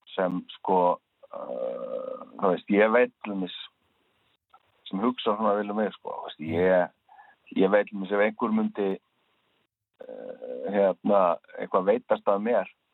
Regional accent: Iceland; ég er frá Íslandi

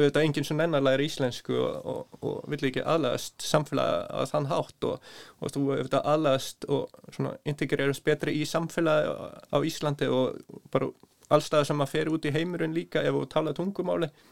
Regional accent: Norway; Icelandic is a second language; moved away as an adult; also born or lived in Svalbard / Northeast Greenland; now in Iceland; ég er bara halvu dani og halvu íslendingur en alveg upp í Nóri að mestu leiti frá 5-6 ára aldur

